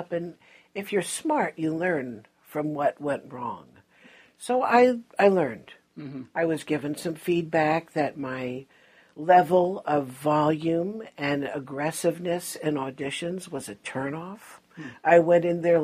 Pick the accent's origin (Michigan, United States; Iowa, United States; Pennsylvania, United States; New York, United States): New York, United States; also born or lived in Houston; as a New Yorker